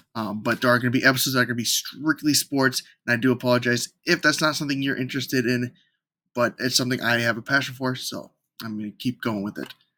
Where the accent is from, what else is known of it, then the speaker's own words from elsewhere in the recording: Minnesota, United States; moved away as an adult; now in Los Angeles, United States; I was born in Minnesota and recently moved to Los Angeles